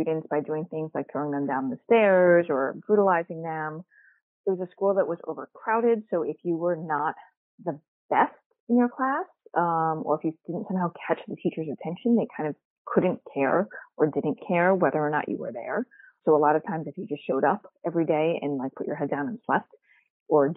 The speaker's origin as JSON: {"language": "English", "town": "New York City", "region": "New York", "country": "United States", "tie": "born or raised there", "said": "I grew up in Queens, New York"}